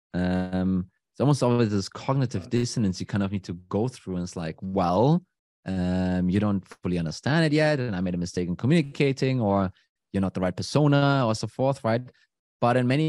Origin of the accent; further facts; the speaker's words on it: Germany; moved away; I'm from Germany originally